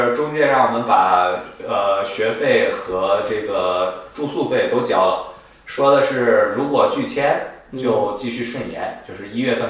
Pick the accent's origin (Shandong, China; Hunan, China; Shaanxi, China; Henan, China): Henan, China; Zhengzhou; moved away as an adult; also born or lived in Manchester, United Kingdom; now in London, United Kingdom; 在郑州，我家乡